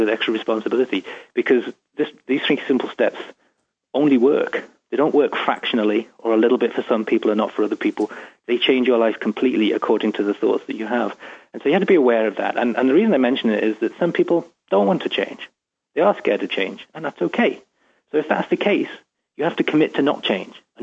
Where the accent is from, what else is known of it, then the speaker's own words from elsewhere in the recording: England, United Kingdom; moved away as an adult; now in Seattle, United States; I'm from England, obviously, and I'm talking to you from Seattle